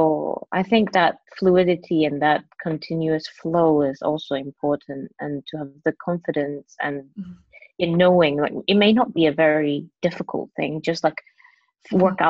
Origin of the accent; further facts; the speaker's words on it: Hong Kong; first language Cantonese; English is a second language; moved away as an adult; also born or lived in England; I was born in Hong Kong, grew up in Hong Kong, went to like a local girls' school. And then I went to England to study